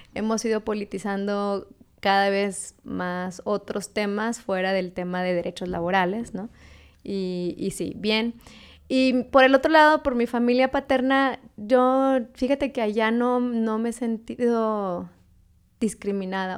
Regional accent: Monterrey, Nuevo León, Mexico; also born or lived in Hermosillo, Sonora; yo en realidad no nací en Monterrey. Nací en Sonora, en Hermosillo

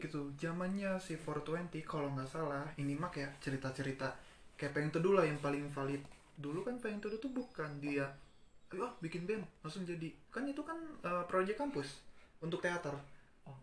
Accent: Padang, West Sumatra, Indonesia; gue kan dari Padang

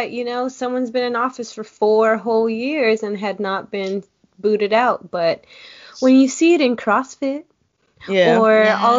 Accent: Philippines; moved away; Like I'm Filipina, I'm an immigrant, whatever.

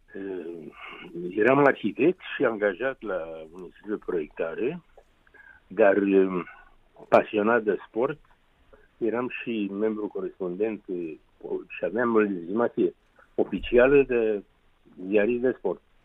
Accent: Bucharest, Romania; orașul meu natal

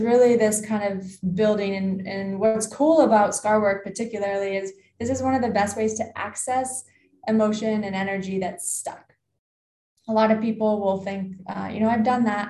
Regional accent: Canada; as a Canadian, I worked with rugby in the summer, ice hockey in the winter

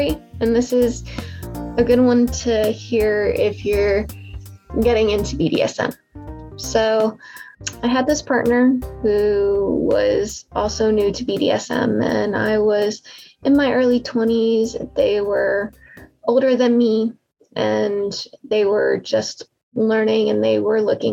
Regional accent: Pennsylvania, United States; I'm from Pennsylvania

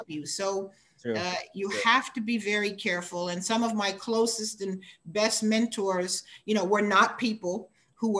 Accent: United States; in the US, I'm considered a Black American, African American.

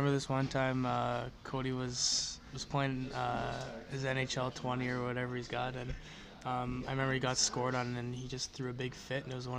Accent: Winnipeg, Manitoba, Canada; I was born and raised in Winnipeg and sort of grew up in that sort of area of Southdale

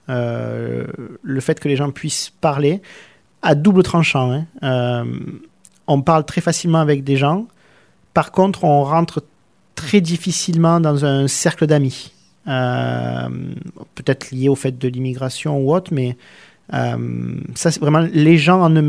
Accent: southern France, France; moved away; et pourtant, on vient du sud de la France où les gens sont reconnus pour être un peu plus expressifs, un peu plus ouverts qu'à Paris notamment.

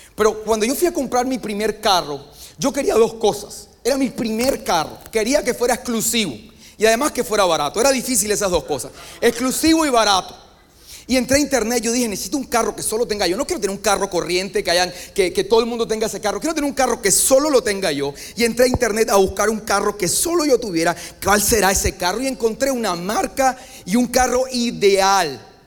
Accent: Colombia; vengo de Colombia

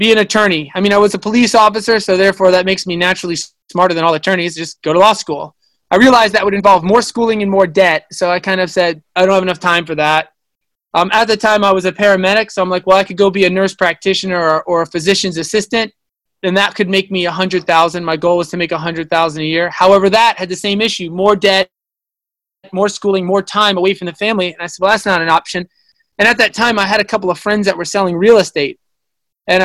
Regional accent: Long Island, New York, United States; I'm from Long Island, New York.

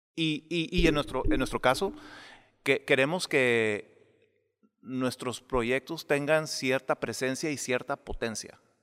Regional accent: Mexicali, Baja California, Mexico; moved away; yo crecí en casas de bloque, yo crecí en Mexicali

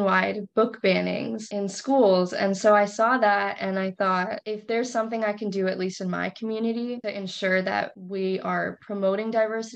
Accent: Crystal Lake, Illinois, United States; I'm from Crystal Lake, Illinois. It's a pretty small suburb, like an hour outside

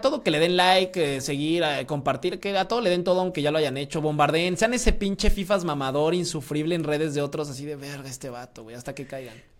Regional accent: Querétaro, Mexico; soy cretano, entonces Querétaro es mi equipo

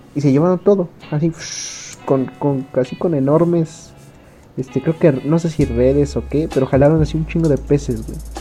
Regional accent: Mexico; Como mexicanos

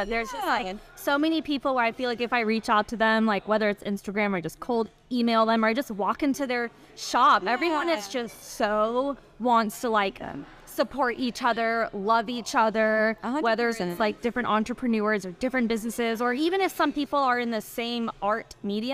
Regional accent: Knoxville, Tennessee, United States; moved away as an adult; now in Memphis, United States; I grew up in Knoxville

